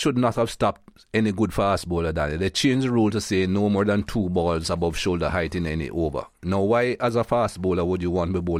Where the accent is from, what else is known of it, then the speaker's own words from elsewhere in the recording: Jamaica; now in United States; I'm proud Jamaican, of course. Mm. And I still have my Jamaican passport. I live in the US now, but I still travel on my Jamaican passport